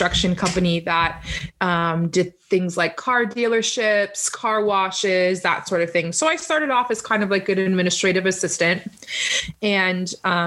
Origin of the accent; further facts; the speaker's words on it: Canada; as a Canadian